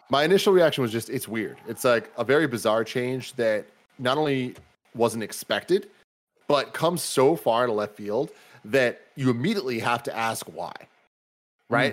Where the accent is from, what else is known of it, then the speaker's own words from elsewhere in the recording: United States; I am American